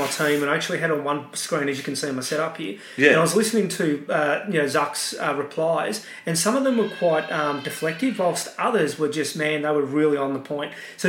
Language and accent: English; Australia; You know, and I don't like to say it, I'm Australian, but you've got to do deals.